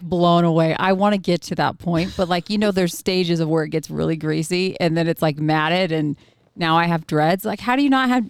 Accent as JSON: {"language": "English", "region": "Oregon", "country": "United States", "moved": "yes", "said": "I'm I'm originally from Oregon"}